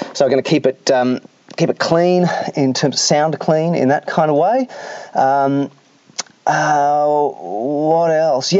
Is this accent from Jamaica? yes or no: no; Australia; being Australian